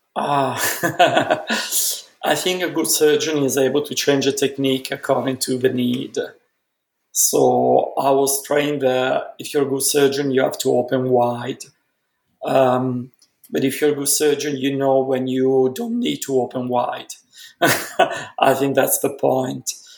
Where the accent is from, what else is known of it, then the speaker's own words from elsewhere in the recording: Milan, Lombardy, Italy; moved away; growing up in Milan, growing up in Milan was an accident. My family is originally from Venice, and then my parents, uh, grandparents in particular, thought that Venice wasn't the place for growth, development my mom wanted to be into fashion industry so very very early my parents moved to milan i was born in milan